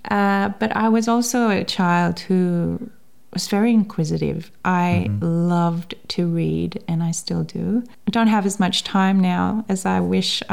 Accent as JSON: {"language": "English", "country": "Seychelles", "tie": "born or raised there", "first_language": "English", "moved": "yes", "lives_now": "Tasmania, Australia", "said": "I grew up on the main island, which is Mahé"}